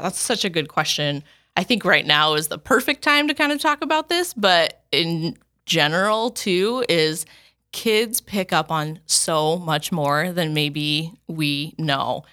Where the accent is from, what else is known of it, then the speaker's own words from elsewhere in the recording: Chandler, Arizona, United States; now in Sioux Falls, United States; I'm originally from Chandler.